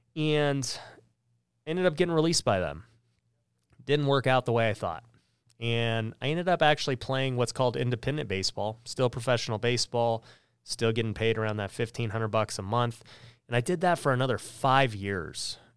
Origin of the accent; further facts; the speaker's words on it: Las Vegas, Nevada, United States; I grew up here in Las Vegas, which is where we filmed the podcast.